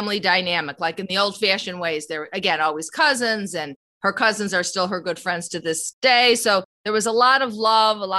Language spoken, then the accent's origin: English; Chicago, Illinois, United States; Debbie and I are Southside Chicago people